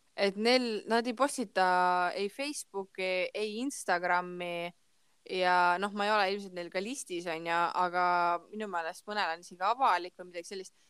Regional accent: Ida-Viru County, Estonia; ma olen onju Ida-Virumaalt

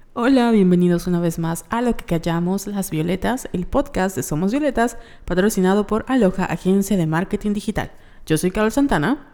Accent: Yucatán, Mexico; somos de Yucatán y los yucatecos somos yucatecos

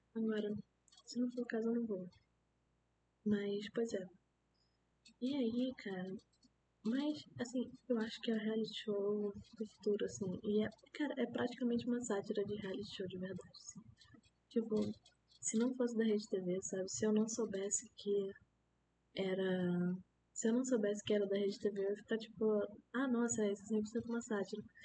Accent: Manaus, Amazonas, Brazil; now in Rio de Janeiro, Brazil; eu sou de Manaus

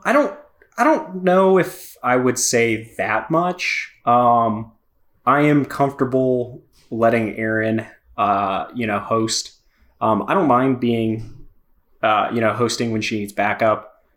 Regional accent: Miami, Florida, United States; moved away as an adult; I'm from Miami, moved up here a few years ago

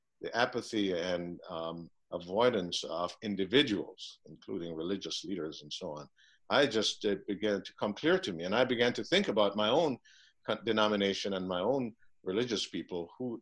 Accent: Jamaica; moved away as an adult; now in Minneapolis, United States; I'm from Jamaica

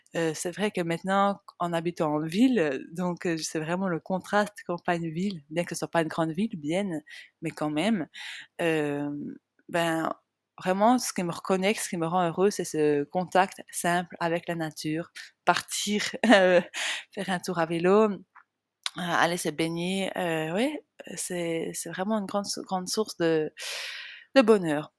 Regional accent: small village in the Jura mountains, Switzerland; now in Biel/Bienne, Switzerland; j'ai grandi dans un tout petit village euh, de entre 40 et 60 habitants. Euh, c'est un petit village qui est, j'allais dire dans les montagnes. Enfin, c'est pas vraiment dans les montagnes, mais c'est dans le massif jurassien

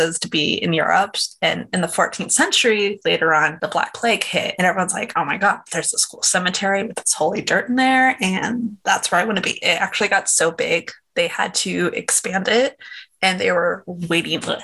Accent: United States; as an American

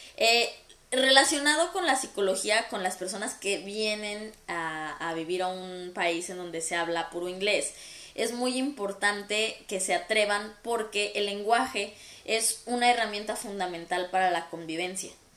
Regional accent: Mexico; somos mexicanos los dos y hablamos el, mismo tipo de español

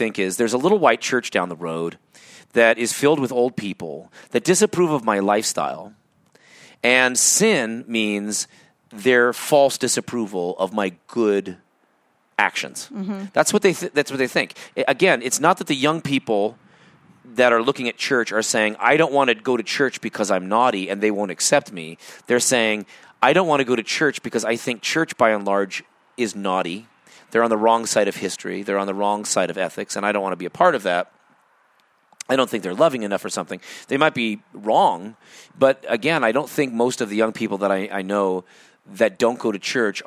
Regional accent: United States; also born or lived in Everett, Washington; as an American

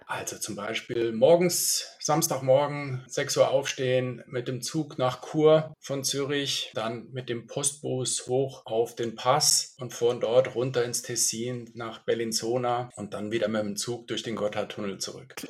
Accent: Münster, North Rhine-Westphalia, Germany; also born or lived in Munich / Milan; now in Switzerland; Ich bin aber geboren in Deutschland. Meine Familie kommt so halb-halb. Und ich bin in Münster geboren, habe lange in München gelebt und lebe jetzt seit zwölf Jahren in der Schweiz.

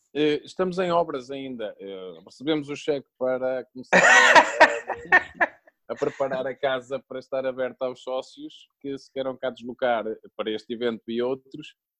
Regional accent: Coimbra, Centro, Portugal; sou de Coimbra, sou da Académica de Coimbra

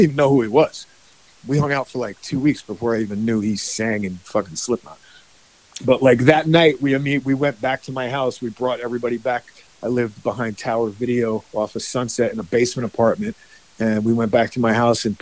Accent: United States; moved away as an adult; also born or lived in Woodstock, New York / Bergen County, New Jersey; now in California, United States; I grew up in Woodstock, New York, and Bergen County, New Jersey.

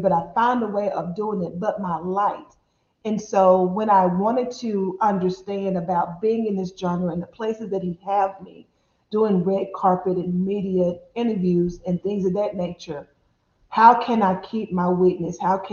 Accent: Dallas, Texas, United States; I'm born and raised in Dallas, Texas

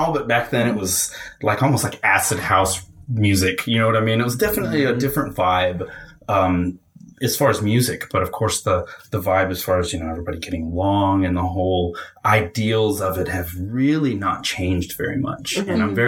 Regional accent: Fort Worth, Texas, United States; also born or lived in Houston, Texas; I was born in Houston, but I moved out to Fort Worth at a really young age and kind of from kindergarten all the way to high school

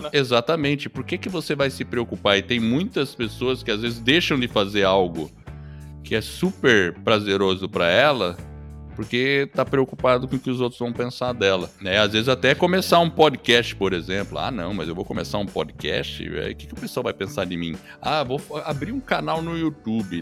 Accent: São Paulo, Brazil; also born or lived in New Haven, Connecticut, United States; now in Curitiba, Brazil; Eu sou paulista de criação, cresci lá no, no Brooklyn, em São Paulo

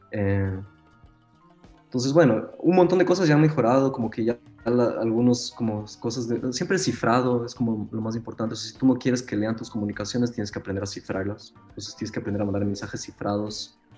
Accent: Ecuador; now in Berlin, Germany; Eh, yo soy de Ecuador.

